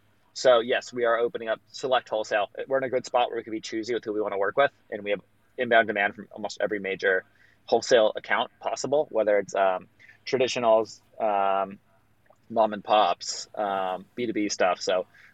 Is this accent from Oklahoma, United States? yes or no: no; Los Angeles, California, United States; I grew up in Los Angeles, and I have a very strong community here